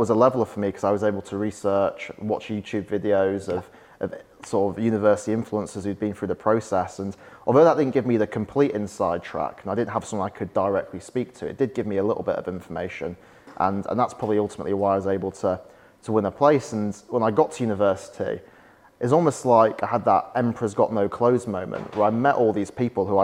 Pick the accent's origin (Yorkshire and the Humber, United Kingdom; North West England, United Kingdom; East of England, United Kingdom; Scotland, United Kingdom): Yorkshire and the Humber, United Kingdom; York; I'm from York originally.